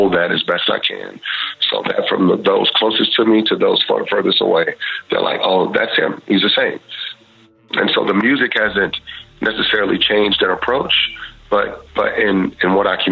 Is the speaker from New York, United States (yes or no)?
no; Houston, Texas, United States; I grew up in Texas and Houston.